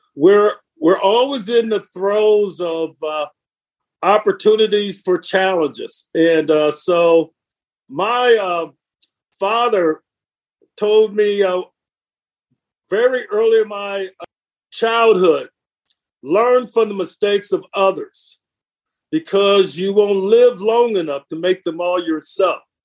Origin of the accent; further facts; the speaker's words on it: Flint, Michigan, United States; I'm from Flint, Michigan